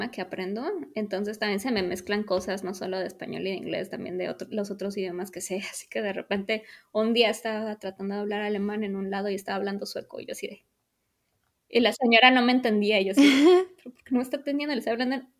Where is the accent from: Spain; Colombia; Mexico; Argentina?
Mexico; o sea, los dos somos mexicanos, se habla español en casa